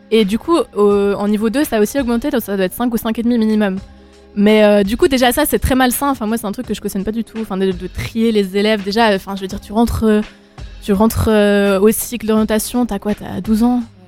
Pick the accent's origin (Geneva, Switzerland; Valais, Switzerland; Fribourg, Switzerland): Valais, Switzerland; je suis, je suis du Valais, je sais qu'on est deux Valaisans